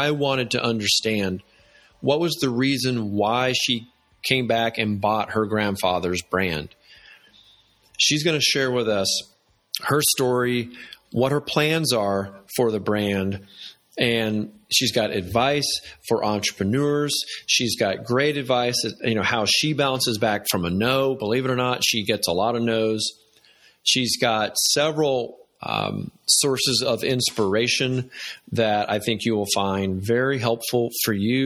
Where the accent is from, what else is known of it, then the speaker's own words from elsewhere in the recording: Atlanta, Georgia, United States; growing up in Atlanta and being a Southerner